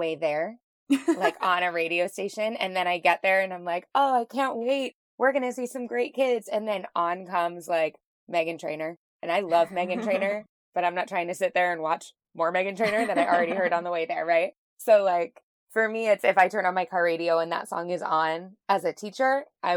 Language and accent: English; Orlando, Florida, United States; I'm from Orlando, Florida.